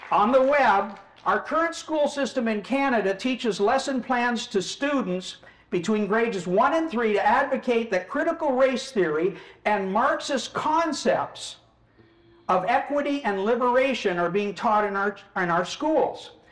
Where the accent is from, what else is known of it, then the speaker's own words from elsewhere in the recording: New Delhi, Delhi, India; born there; Well, I was born in New Delhi, India.